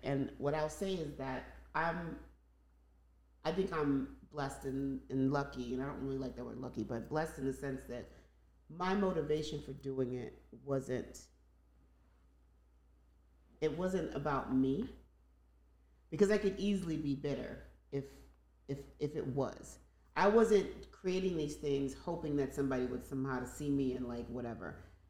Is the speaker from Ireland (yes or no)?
no; Nigeria; Because I'm Nigerian and that's what we did.